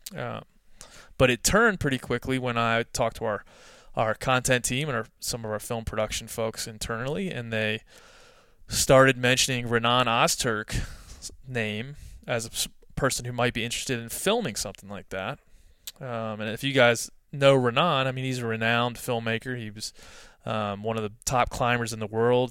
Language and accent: English; East Coast, United States; also born or lived in Texas; now in Bozeman, Montana, United States; originally from the East Coast